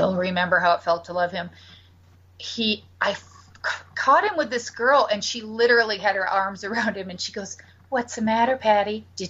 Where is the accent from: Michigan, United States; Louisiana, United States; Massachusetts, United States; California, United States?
Michigan, United States; Battle Creek; I grew up in Battle Creek, Michigan